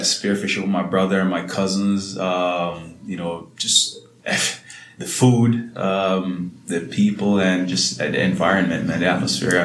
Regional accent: Salt Spring, Hanover, Jamaica; I'm from a small town called Salt Spring in Hanover

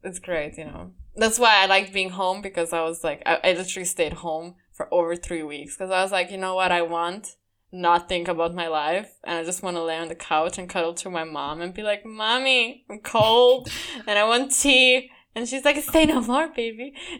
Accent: Sweden; I came from Sweden where no one fucking did any of what I believe I deserve, you know, buying me stuff or opening doors for me stuff.

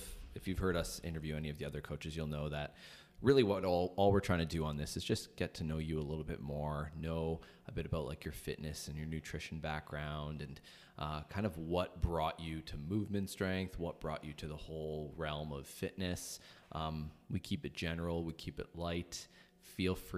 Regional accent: Thunder Bay, Ontario, Canada; moved away; I'm from Thunder Bay originally.

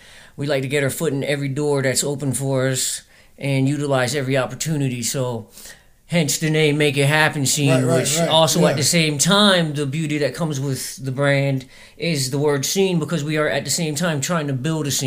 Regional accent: Jensen Beach, Florida, United States; also born or lived in Virginia; now in Virginia Beach, United States; I'm from South Florida, Jensen Beach. It's just a little city outside down in South Florida. I've been up in Virginia back and forth my whole life, but I'm from Florida, and I'm here in Virginia Beach now

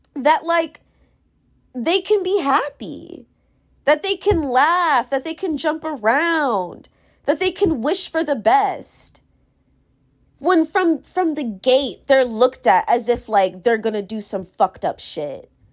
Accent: Virginia, United States; born or raised there; moved away as an adult; now in New York, United States

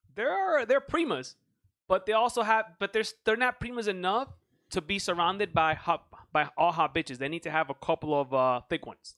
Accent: United States; I'm American

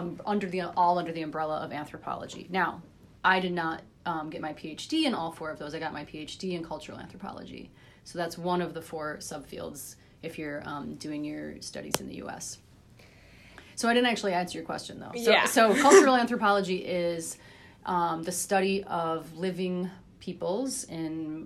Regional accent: Ypsilanti, Michigan, United States; also born or lived in Ann Arbor, Michigan / East Lansing, Michigan / United Kingdom; I grew up in Michigan. Most of my childhood days were in Ypsilanti, Michigan, right next to Ann Arbor

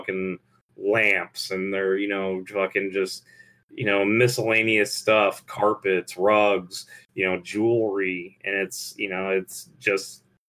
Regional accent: United States; also born or lived in Israel; we're American

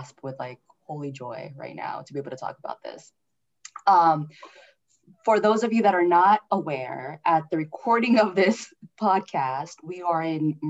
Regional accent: California, United States; I'm from California

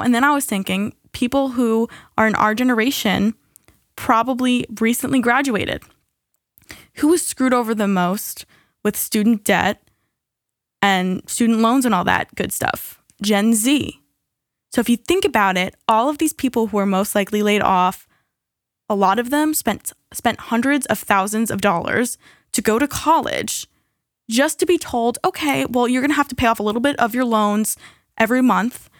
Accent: United States; as an American

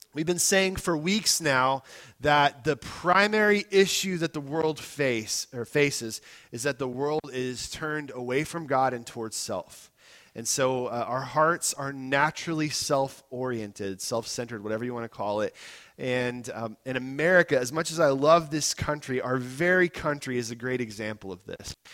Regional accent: United States; I'm an American too

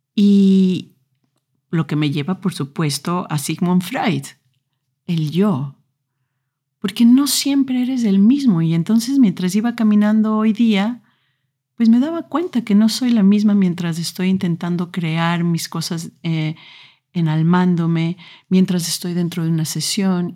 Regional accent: Ecuador; moved away; En Ecuador, donde yo nací, a los eh, más o menos 14 años tienes que escoger eh, en qué parte de la secundaria vas a entrar

